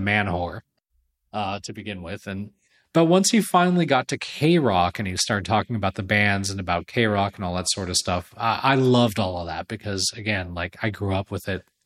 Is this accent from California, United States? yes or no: yes; Southern California, United States; I grew up in Southern California